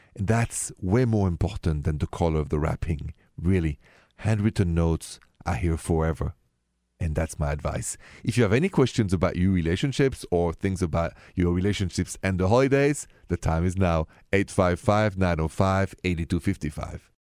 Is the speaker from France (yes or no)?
yes; France; accent: French; My accent is French, français.